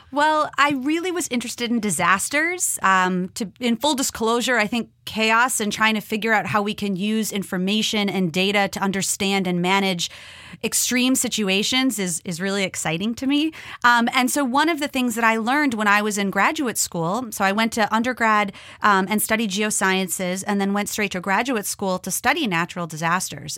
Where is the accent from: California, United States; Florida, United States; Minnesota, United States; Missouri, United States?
Minnesota, United States; moved away; I grew up in Minnesota